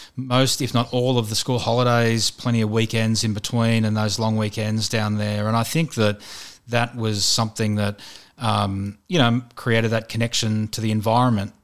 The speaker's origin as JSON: {"language": "English", "town": "Sydney", "region": "New South Wales", "country": "Australia", "tie": "born or raised there", "said": "I grew up in Western Sydney, around, um, North Mead"}